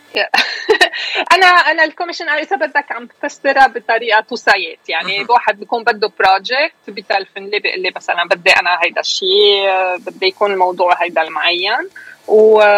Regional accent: Beirut, Beirut Governorate, Lebanon; moved away as an adult; now in United States; أنا خلقت كبرت أشرفية أصلا نحن من من الشويفات بس كبرت بالأشرفية وكبرت بلبنان

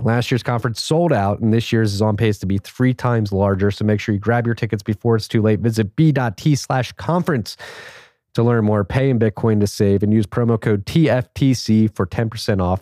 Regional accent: Philadelphia, Pennsylvania, United States; moved away as an adult; also born or lived in Chicago / New York; now in Austin, United States; born and raised in Philadelphia

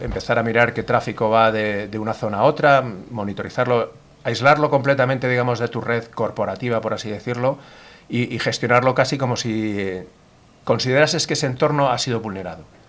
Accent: Madrid, Community of Madrid, Spain; soy de Madrid, nací en Madrid, pero bueno, toda mi familia, o prácticamente toda mi familia es del norte, norte de España, Cantabria y alrededores

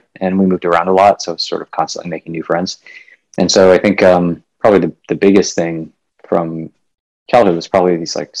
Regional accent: Midwest, United States; also born or lived in India; I was born in India and then moved to the U.S. when I was five or so. So I mostly grew up in the U.S., kind of all over the Midwest.

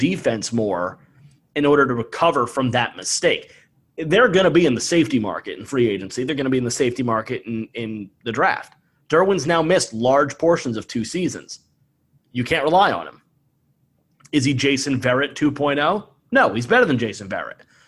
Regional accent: New Jersey, United States; My former childhood football, hockey, and lacrosse teammate growing up in New Jersey

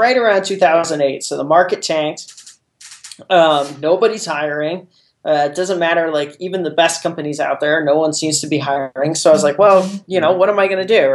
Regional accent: Jefferson City, Missouri, United States; also born or lived in Columbia, Missouri; I'm originally from Jeff City, Missouri, which is a conservative Midwest town. It's actually the capital of Missouri, some people don't realize. I grew up there

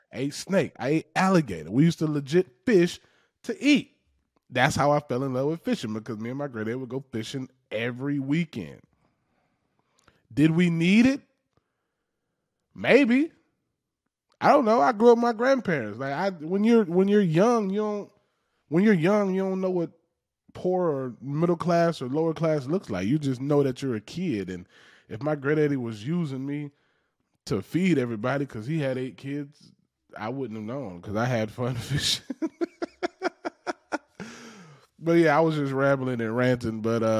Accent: the South, United States; Those are the most relatable people to me because of how I grew up in the South. I grew up basically a black redneck.

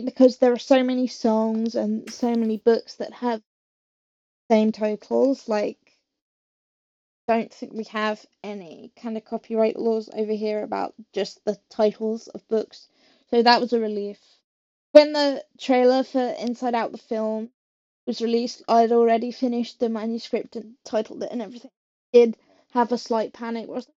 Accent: England, United Kingdom; I'm not from Sheffield, but I am from England

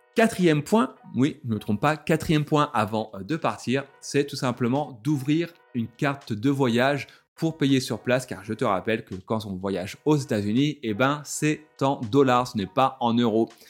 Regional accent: France; je suis français

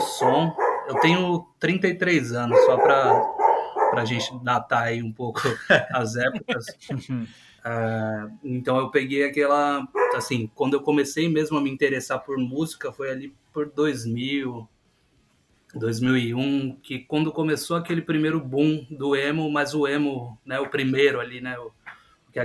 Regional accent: Barueri, São Paulo, Brazil; A gente é aqui da, da Zona Oeste, né, de, de São Paulo, Barueri

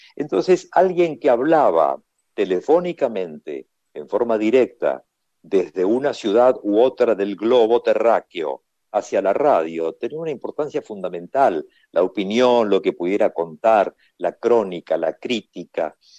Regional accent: Argentina; ¿tú eres argentino? Y le digo, sí

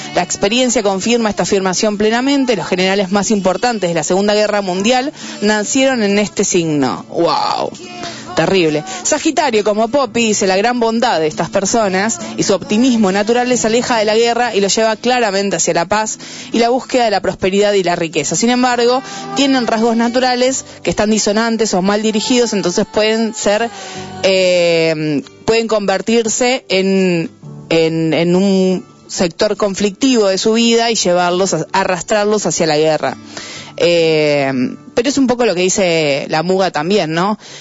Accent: Buenos Aires, Argentina; born or raised there

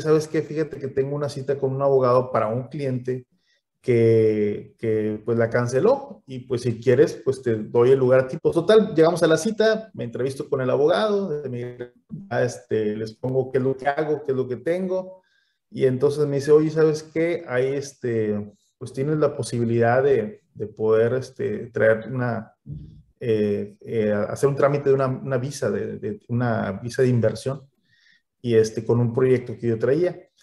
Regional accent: Mexico; uno como mexicano es un poquito más cohibido, más vergonzoso

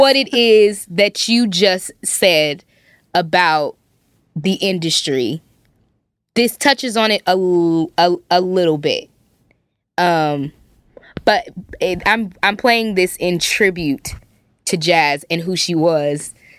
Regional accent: Compton, California, United States; I grew up in Compton, California

